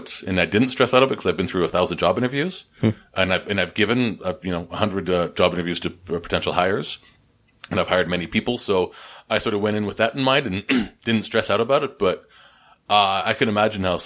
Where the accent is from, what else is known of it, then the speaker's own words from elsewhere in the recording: Canada; moved away as an adult; now in Columbus, United States; I'm Canadian. I'm working down here.